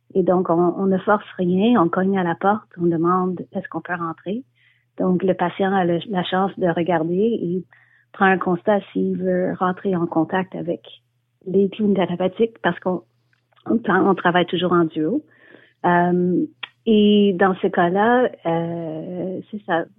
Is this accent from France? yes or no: no; Montreal, Quebec, Canada; also born or lived in Scotland; quand je suis revenue à Montréal, je suis montréalaise